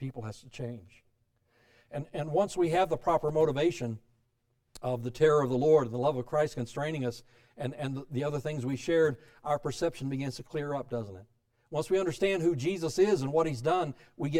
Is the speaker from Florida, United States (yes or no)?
yes; South Florida, United States; also born or lived in Alabama; the rest of my growing up years were in South Florida